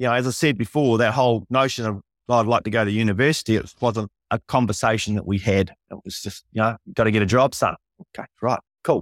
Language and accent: English; Invercargill, Southland, New Zealand; moved away as an adult; also born or lived in Wellington; I'm nineteen. I'm from Invercargill. I've never been out of town.